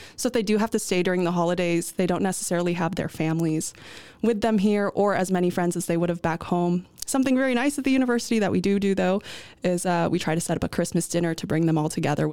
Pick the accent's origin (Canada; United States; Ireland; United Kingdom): United States; first language English; moved away as an adult; now in Netherlands; I'm leaving a country where my parents immigrated from.